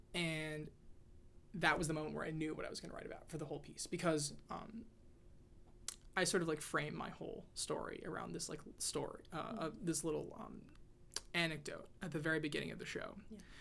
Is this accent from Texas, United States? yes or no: yes; Texas, United States; now in Washington, D.C., United States; growing up in Texas